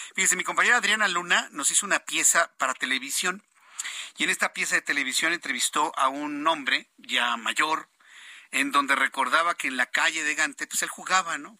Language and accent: Spanish; Mexico